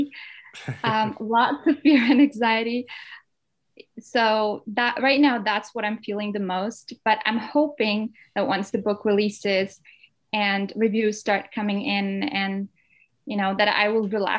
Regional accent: Denmark; English is a second language; moved away as an adult; now in Manchester, United Kingdom; I am a Danish Pakistani with Indian heritage. I'm the youngest out of four girls, and I was born and raised in Denmark. But I moved to England in 2019 to study English literature

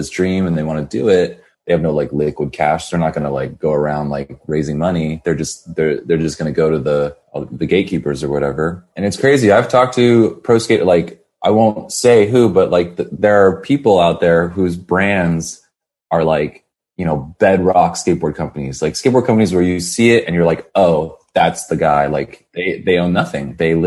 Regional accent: San Jose, California, United States; now in Los Angeles, United States; I didn't grow up in LA. I grew up in San Jose, which is in Northern California

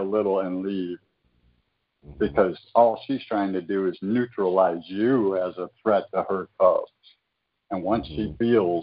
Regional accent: Michigan, United States; moved away; I was originally from Michigan

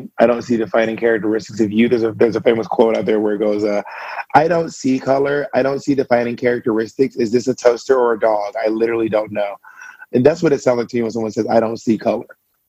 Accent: the South, United States; also born or lived in Columbus, Georgia / Alabama / Mississippi; I was raised in Georgia, Alabama, and Mississippi.

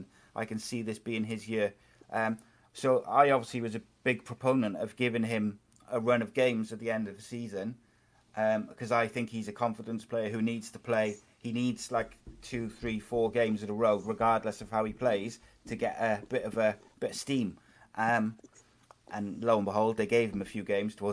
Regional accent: Wales, United Kingdom; as a Welshman

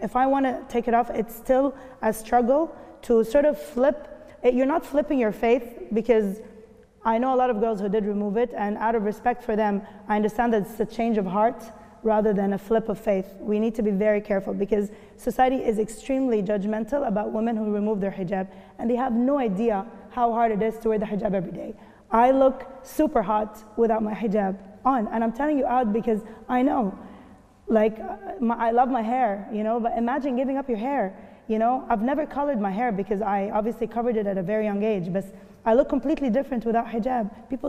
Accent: Kuwait; now in Dubai, United Arab Emirates; I mean, I grew up in the Gulf, so I know. In Kuwait, it's also different

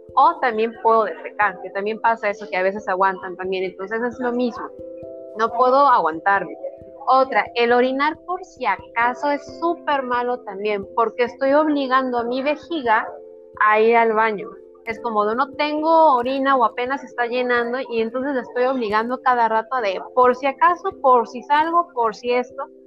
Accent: Hidalgo, Mexico; also born or lived in Mexico City; Sí, soy del estado de Hidalgo, de un pueblo alejado de la mano de Dios

